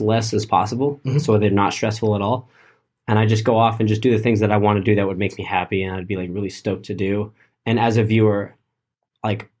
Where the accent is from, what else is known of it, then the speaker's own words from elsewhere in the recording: Canyon Lake, California, United States; We're from Canyon Lake, California. That's it's Southern California, near Riverside